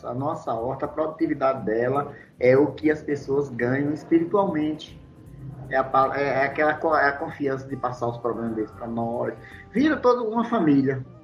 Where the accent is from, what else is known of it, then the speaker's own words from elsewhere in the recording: Northeast Region, Brazil; que nós somos nordestinos, né?